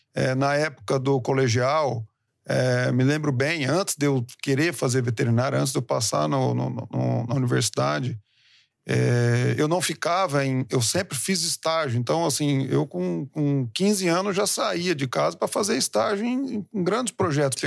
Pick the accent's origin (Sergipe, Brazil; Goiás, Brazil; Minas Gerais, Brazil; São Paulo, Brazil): São Paulo, Brazil; Presidente Prudente; moved away as an adult; also born or lived in Uberaba / Uberlândia; now in Penápolis, Brazil; eu sou nascido aqui em São Paulo. Oh. É, saí daqui de São Paulo com cinco anos. É, minha mãe e meu pai é, falaram assim: vamos criar nossos filhos no interior de São Paulo